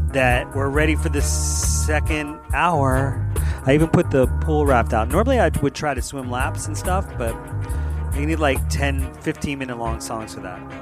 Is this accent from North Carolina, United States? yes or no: no; Philadelphia, Pennsylvania, United States; out of Philadelphia, my hometown